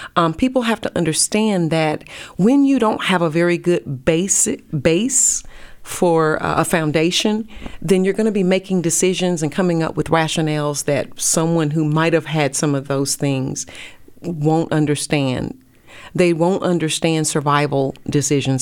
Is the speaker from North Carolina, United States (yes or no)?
yes; North Carolina, United States; moved away as an adult; also born or lived in Pensacola, Florida; now in Dallas, United States; I'm from North Carolina